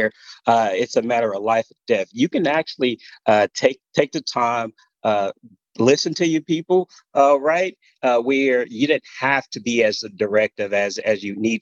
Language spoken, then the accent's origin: English; Gulfport, Mississippi, United States; moved away as an adult; I'm originally from Gulfport, Mississippi.